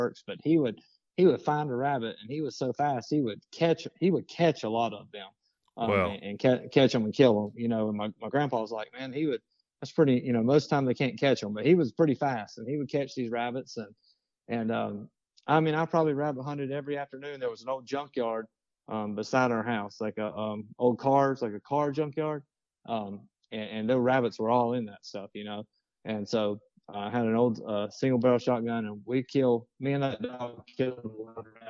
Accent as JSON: {"language": "English", "town": "Clover", "region": "South Carolina", "country": "United States", "tie": "born or raised there", "also_born_or_lived": "Florida", "said": "I'm from Clover, South Carolina."}